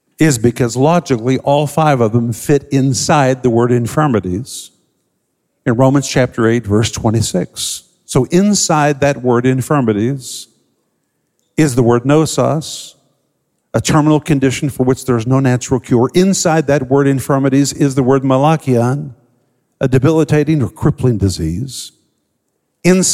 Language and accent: English; Tulsa, Oklahoma, United States; I grew up in Tulsa, Oklahoma